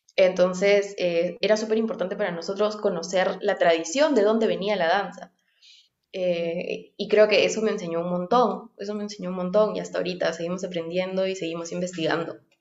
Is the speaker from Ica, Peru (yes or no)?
yes; Nazca, Ica, Peru; moved away; yo crecí, o sea, nací crecí en Nazca, en Ica